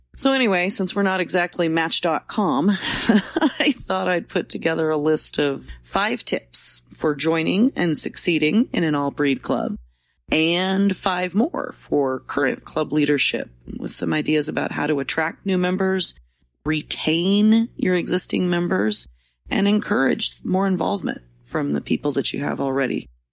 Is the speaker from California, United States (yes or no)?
no; Roseburg, Oregon, United States; My hometown, Roseburg